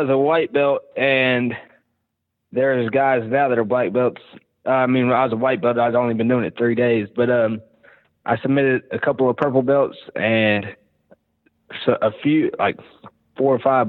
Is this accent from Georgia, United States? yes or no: yes; Georgia, United States; moved away as an adult; now in Mississippi, United States; I grew up in Georgia